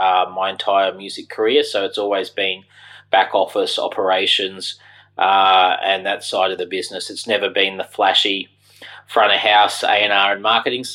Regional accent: Brisbane, Queensland, Australia; moved away as an adult; also born or lived in London; I grew up in Brisbane in Australia, where I am now

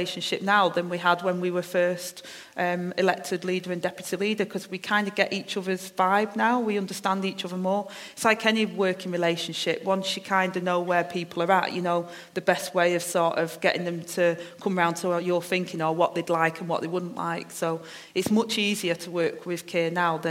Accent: Manchester, North West England, United Kingdom; I've got my accent, I'm from Manchester, I speak a certain way

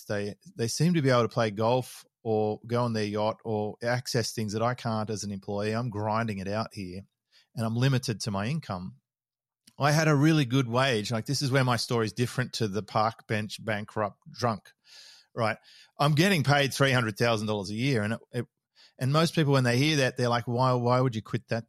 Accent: Sydney, New South Wales, Australia; moved away as an adult; also born or lived in Melbourne; now in Noosa, Australia; I was born in Melbourne. Uh, we moved, my dad was running a, a bulk haulage division down there, and, and then they moved back to Sydney when I was about five. We started off in Manly, and then we moved to Mossman

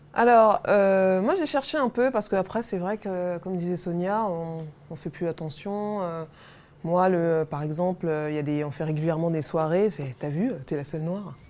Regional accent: Paris, Île-de-France, France; je suis une Parisienne

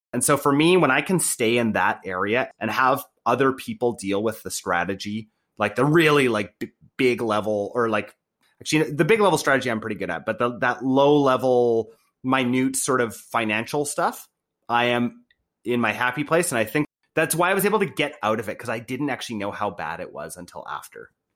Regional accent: Canada; I was born in Canada, being white, being, like, raised in a good family

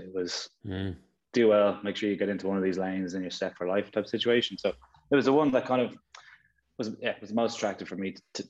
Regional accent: Castleknock, Leinster, Ireland; Yeah, it was great. Great place to grow up. It was a lot smaller than it is now, I suppose.

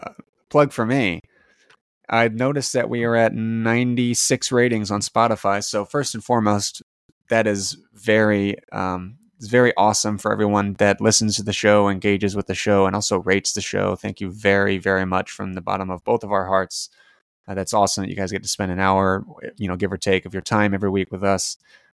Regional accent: United States; As an American fan

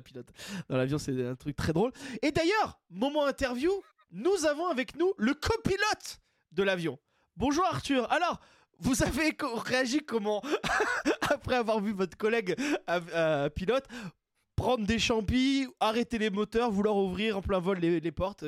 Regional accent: Basque Country, Nouvelle-Aquitaine, France; je suis du Pays Basque

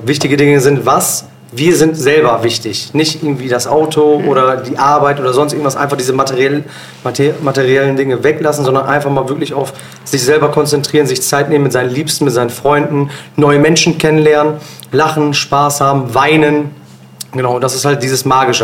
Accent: Bielefeld, North Rhine-Westphalia, Germany; also born or lived in Osnabrück; ich bin in Bielefeld geboren und aufgewachsen

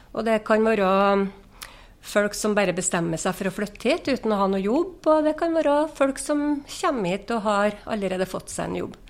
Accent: Inderøy, Trøndelag, Norway; jeg er jo ekte innrøyning, så jeg har jo vært her hele livet

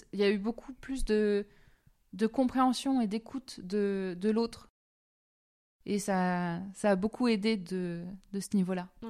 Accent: France; now in Switzerland; je suis française, c'est ça ça oui et, je, suis très fière de, mon pays

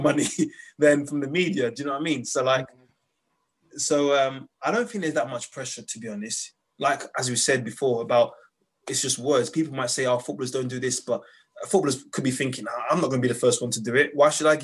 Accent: Dagenham, London, United Kingdom; moved away as an adult; also born or lived in Turkey; I grew up in Dagenham and I live on top of a chicken shop

